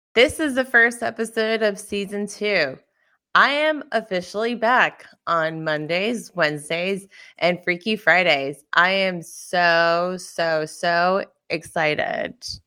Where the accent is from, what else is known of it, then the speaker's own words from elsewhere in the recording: Brentwood, United States; I am from Brentwood